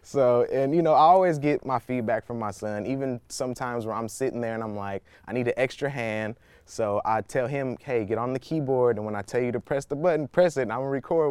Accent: Oakland, California, United States; I'm a Bay Area native, you know, born and raised in Oakland, California

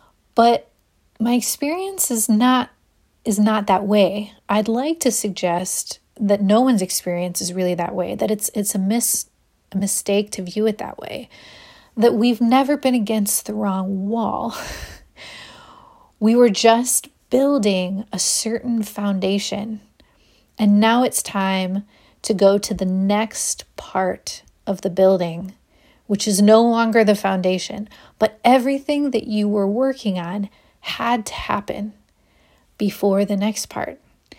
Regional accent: Ohio, United States; now in Austin, United States; When I moved to Austin, I came from Ohio. I was a public school art teacher there.

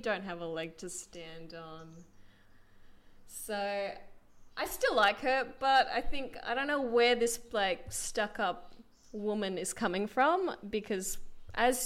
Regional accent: Perth, Western Australia, Australia; moved away as an adult; also born or lived in Russia; now in Melbourne, Australia; I am currently living in Melbourne. I am originally from Perth, which is where I met Sam and Claire. But if you can decipher by my name, I was also born in the exotic land of Russia. So that's where my very Russian accent comes from

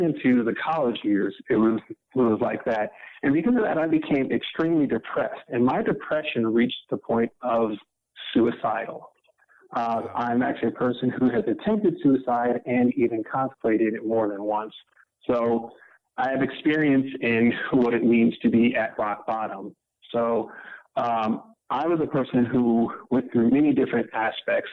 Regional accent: Detroit, Michigan, United States; born or raised there

